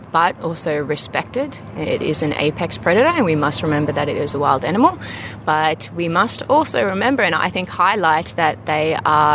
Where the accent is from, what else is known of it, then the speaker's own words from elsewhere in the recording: Sydney, New South Wales, Australia; moved away as an adult; now in South Africa; I was born and raised in Sydney